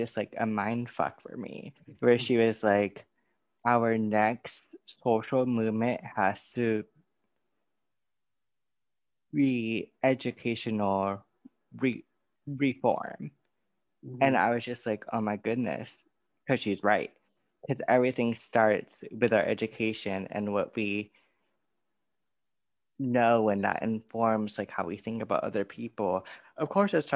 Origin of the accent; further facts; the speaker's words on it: California, United States; I grew up in California, where it's such an insulated state